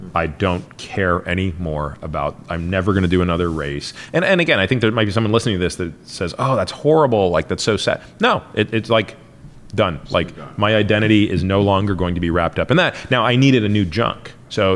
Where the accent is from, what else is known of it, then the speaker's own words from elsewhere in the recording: Toronto, Ontario, Canada; moved away; also born or lived in Stanford; I grew up in Toronto